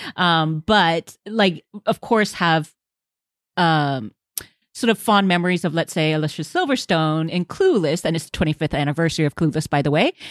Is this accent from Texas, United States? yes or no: yes; Houston, Texas, United States; I grew up in Houston and Huntsville is just north of there